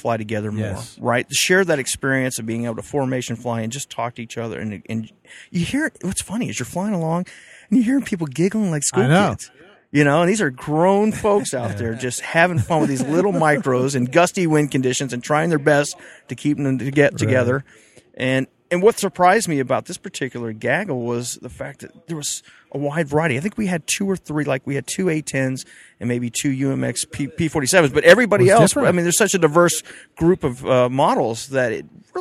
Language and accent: English; Homestead, Florida, United States; now in Edwards, United States; I grew up outside of Homestead Air Force Base in Florida as a teenager, as a youngster